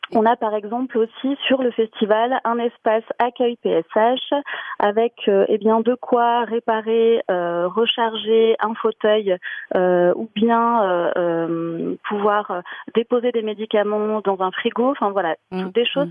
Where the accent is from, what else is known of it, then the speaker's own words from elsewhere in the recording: Massif Central, France; chez nous dans le Massif central